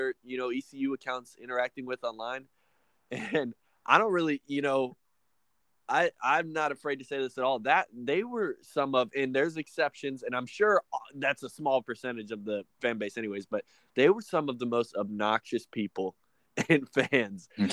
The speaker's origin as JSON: {"language": "English", "region": "the South", "country": "United States", "said": "we're from the South"}